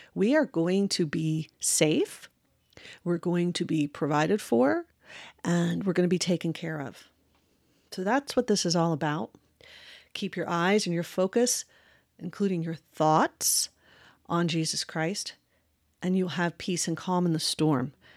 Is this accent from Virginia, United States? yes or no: yes; Westmoreland County, Virginia, United States; I grew up in Virginia, in a very rural area, uh, called, uh, Westmoreland County